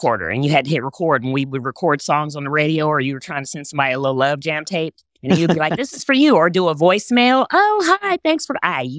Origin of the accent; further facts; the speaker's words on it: Texas, United States; I grew up in Texas. Yes.